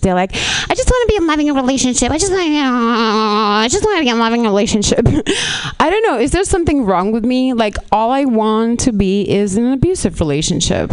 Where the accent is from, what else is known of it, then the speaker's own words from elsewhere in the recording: Lithuania; moved away as an adult; now in Los Angeles, United States; I'm not even Russian. I'm actually from Lithuania.